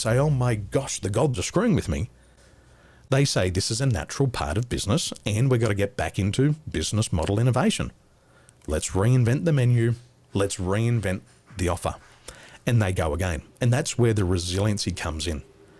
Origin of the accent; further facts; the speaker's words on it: Sydney, New South Wales, Australia; born there; I was born in the Western suburbs. I love the Penrith Panthers.